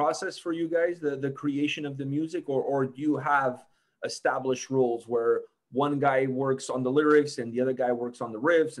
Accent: Portugal; now in Canada; and for me growing up in Portugal, I was exposed to a lot of Italian Italian culture.

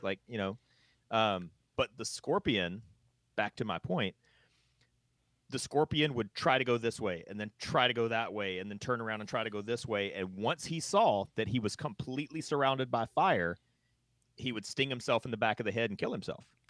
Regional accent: North Carolina, United States; moved away; where I grew up in North Carolina

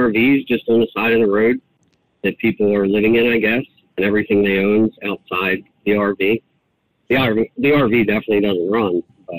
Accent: Maryland, United States; moved away; also born or lived in West Virginia; I have a place in West Virginia. Yeah. I'm originally from Maryland, but I had to get out of that state.

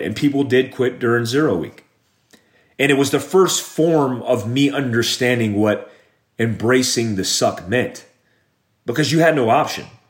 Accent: Daytona Beach, Florida, United States; I grew up in Daytona Beach, Florida

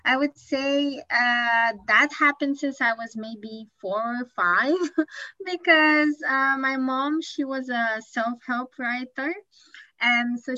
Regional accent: Bucharest, Romania; moved away as an adult; now in Tokyo, Japan; I live in Japan, but I'm originally from Bucharest, Romania

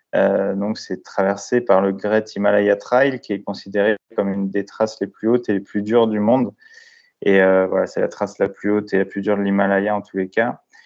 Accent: La Courneuve, Île-de-France, France; also born or lived in Brittany; je suis originaire de Bretagne, mais j'ai été élevé dans le quartier populaire à La Courneuve, donc à, côté de Saint-Denis, à côté de Paris

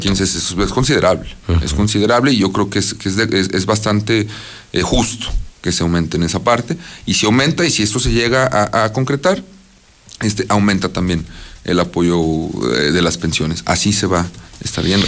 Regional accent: Mexico; como mexicanos

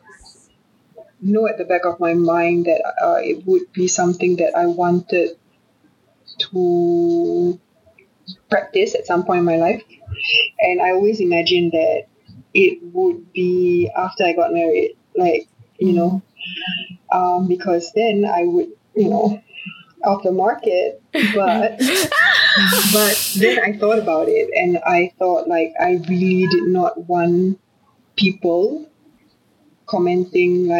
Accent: Singapore; also born or lived in Australia; I'm from Singapore.

